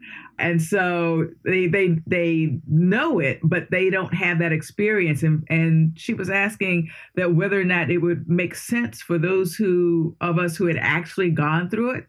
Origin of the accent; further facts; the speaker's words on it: Washington, District of Columbia, United States; I was born in Washington, D.C., so born, educated, raised, and will probably die right in this area.